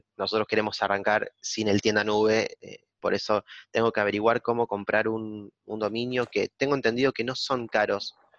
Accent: Argentina; now in La Plata, Argentina; en mi pueblo

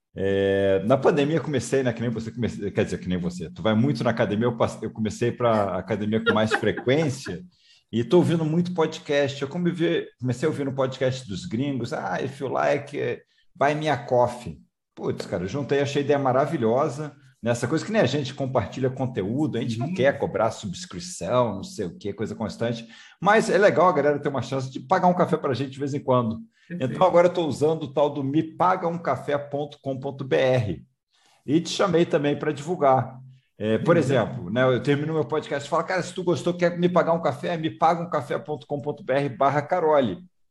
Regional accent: Rio de Janeiro, Brazil; moved away; Eu também sou é... carioca, estou morando fora do Rio de Janeiro, mas sou carioca

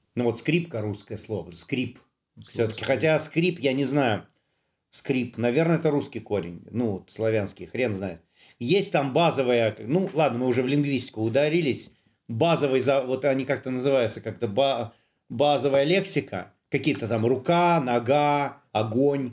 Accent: Saint Petersburg, Russia; я-то сам коренной петербуржец

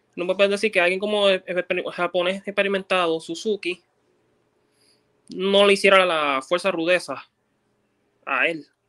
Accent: Puerto Rico; nosotros los puertorriqueños

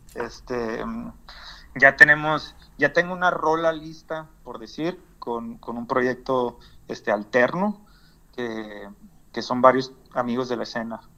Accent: northern Mexico, Mexico; now in United States; porque soy ciudadano mexicano, tenía que comprobarle a ellos que yo era mexicano y estaba volando a mi país

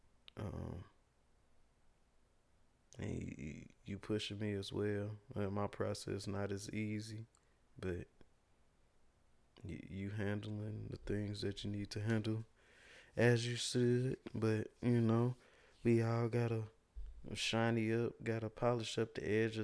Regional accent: Gary, Indiana, United States; when I was growing up in Gary

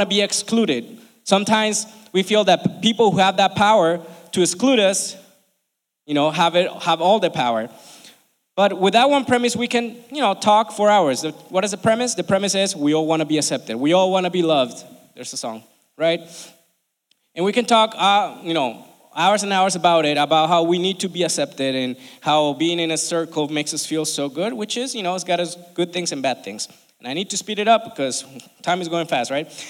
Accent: Colombia; now in United States; I'm from Colombia, right? I love this country and I've been here for almost 20 years now

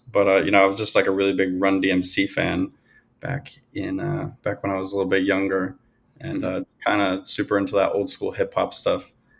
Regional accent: New England, United States; moved away as an adult; also born or lived in California / New York City / Miami; now in Colombia; I grew up in New England and you know, I was never really a fan of it.

